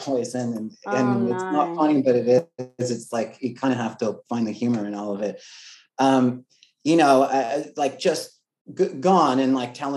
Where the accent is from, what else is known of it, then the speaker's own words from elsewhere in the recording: Los Angeles, California, United States; also born or lived in Oregon; I grew up